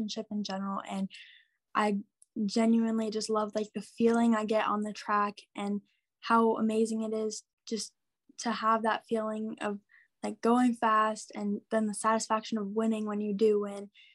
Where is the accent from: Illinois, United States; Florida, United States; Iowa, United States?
Iowa, United States; Wapello; I'm from Wapello, Iowa. It's like a small town southeast